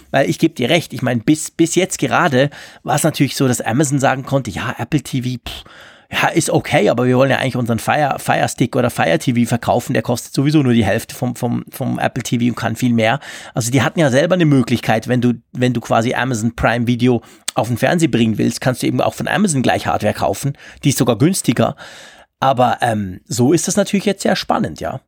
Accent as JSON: {"language": "German", "country": "Switzerland", "said": "bei uns in der Schweiz"}